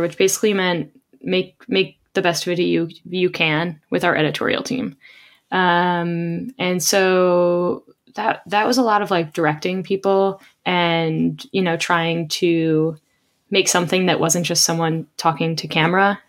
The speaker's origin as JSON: {"language": "English", "town": "Rochester", "region": "New York", "country": "United States", "tie": "born or raised there"}